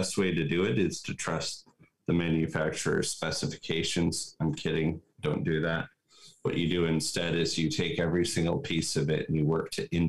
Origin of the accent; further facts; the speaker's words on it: Nome, Alaska, United States; I grew up in Nome, Alaska